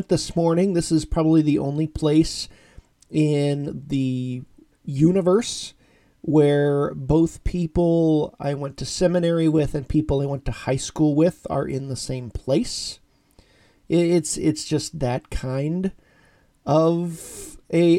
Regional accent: Orrville, Ohio, United States; moved away; my hometown church, Christ United Church of Christ in Orrville, Ohio

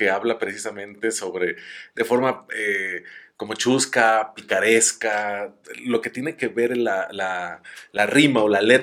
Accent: Mexico; yo creo que como mexicano sientes eh, pues una especie ahí de, rareza emocional el, sonido tan particular.

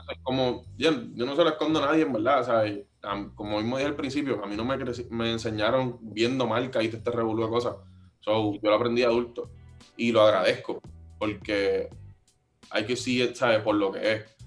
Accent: Carolina, Puerto Rico; Yo soy de Carolina

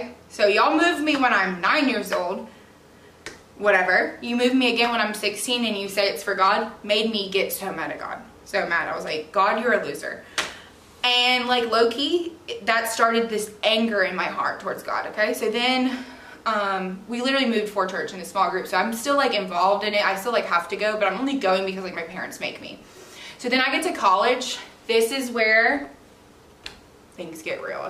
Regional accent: Georgia, United States; also born or lived in Florida; I moved to Georgia on my literal 9th birthday

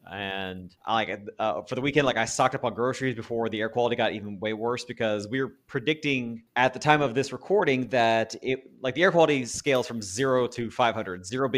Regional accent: Texas, United States; now in California, United States; I like growing up in Texas

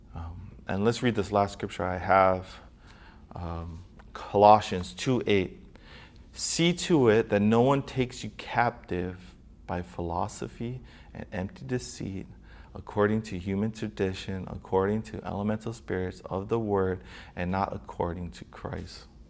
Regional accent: Hawaii, United States; people, um, from Hawaii

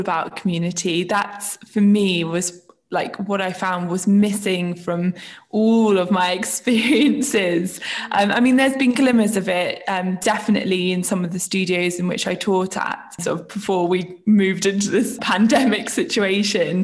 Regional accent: Isle of Wight, South East England, United Kingdom; moved away as an adult; now in London, United Kingdom; I am originally from the Isle of Wight, which is the place where I grew up

